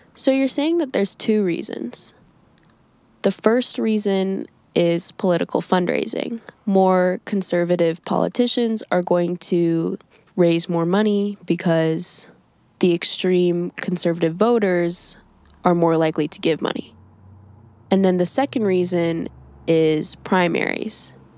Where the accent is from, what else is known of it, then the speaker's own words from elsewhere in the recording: Indiana, United States; my home state of Indiana